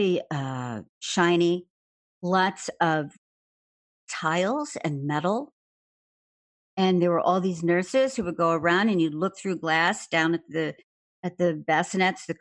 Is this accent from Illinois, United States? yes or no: yes; Chicago, Illinois, United States; Grew up in the south side of Chicago, in Hyde Park near the University of Chicago